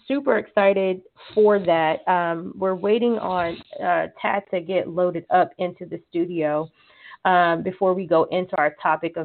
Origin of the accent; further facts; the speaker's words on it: Colorado, United States; now in Katy, United States; We're from Colorado